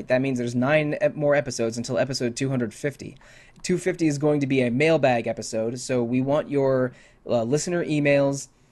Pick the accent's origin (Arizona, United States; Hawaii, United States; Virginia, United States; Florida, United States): Virginia, United States; D.C., Virginia suburbs outside of Washington, United States; I grew up in the Virginia suburbs outside of Washington, D.C.